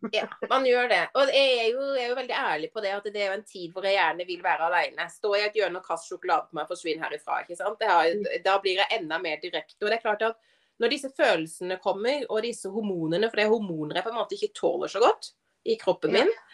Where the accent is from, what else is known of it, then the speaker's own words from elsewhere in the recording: Arendal, Agder, Norway; moved away as an adult; når jeg flytta fra Arendal for 14 år siden